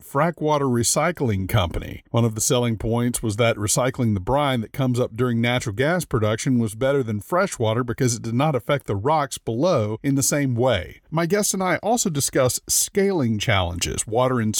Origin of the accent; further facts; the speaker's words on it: Louisiana, United States; when I grew up in Louisiana